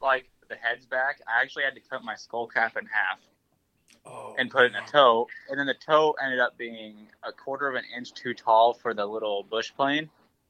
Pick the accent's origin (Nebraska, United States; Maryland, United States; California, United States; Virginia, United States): Nebraska, United States; I come from Nebraska, where we have rattlesnakes you watch out for.